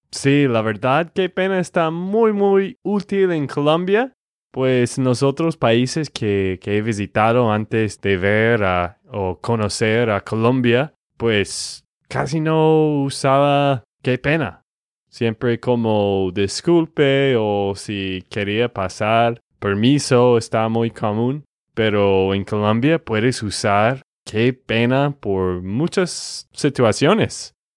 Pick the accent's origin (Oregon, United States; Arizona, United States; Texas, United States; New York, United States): Texas, United States; de Texas, Estados Unidos